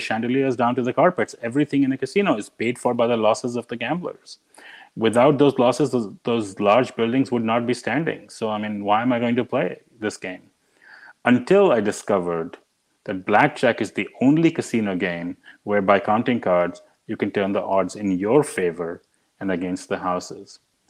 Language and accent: English; India; But it all goes back to growing up in India. And I grew up in India in the 70s and in the early 80s.